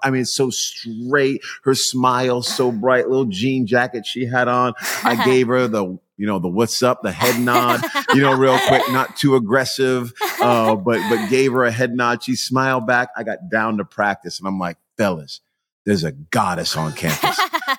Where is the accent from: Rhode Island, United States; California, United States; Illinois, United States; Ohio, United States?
Rhode Island, United States; now in Dallas, United States; I'm from Rhode Island.